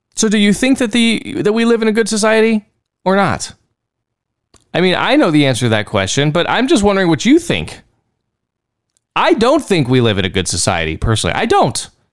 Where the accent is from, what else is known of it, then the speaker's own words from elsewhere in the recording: Texas, United States; accent: Texan; I learned to spell Texan first, and then I learned to spell English later on.